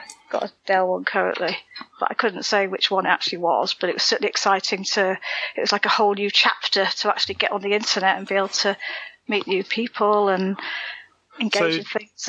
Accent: South East England, United Kingdom; now in Wales; I used to live in Kent for a while. I'm from Kent.

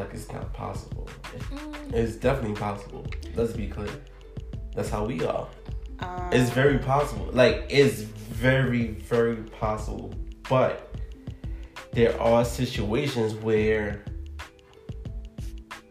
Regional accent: New York City, New York, United States; I'm from the Heights

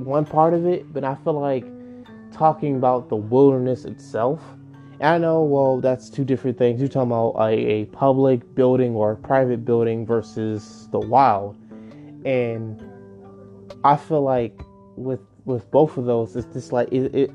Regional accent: Maryland, United States; I am a Marylander. I'm from Maryland

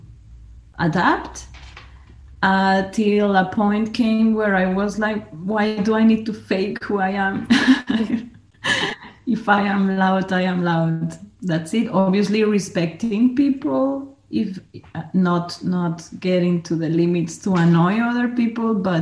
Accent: Colombia; moved away as an adult; now in Austria; I consider myself 100% Colombia, from Colombia. And even though I live in Austria already 18 years and a half

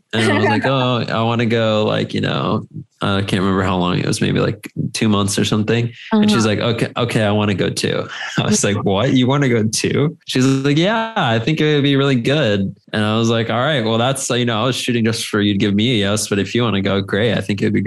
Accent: Costa Rica; right by where we grew up in Costa Rica

